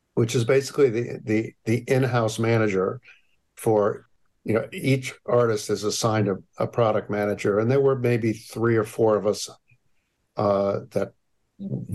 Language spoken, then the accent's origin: English; Hamden, Connecticut, United States; also born or lived in New Haven; I grew up in New Haven and uh, Hamden